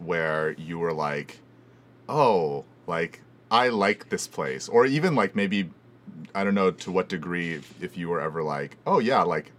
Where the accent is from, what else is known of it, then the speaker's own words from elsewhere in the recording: Houston, Texas, United States; moved away as an adult; now in Los Angeles, United States; I grew up in Houston and then moved to LA.